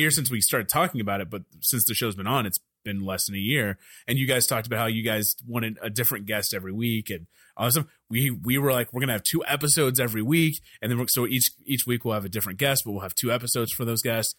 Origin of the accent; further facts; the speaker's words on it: Dallas, Texas, United States; I'm from Dallas